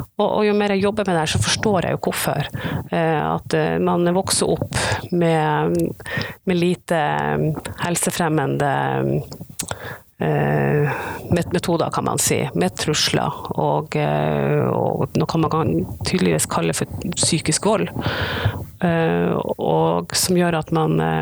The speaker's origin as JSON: {"language": "Norwegian", "region": "Northern Norway", "country": "Norway", "said": "jeg er nordlending"}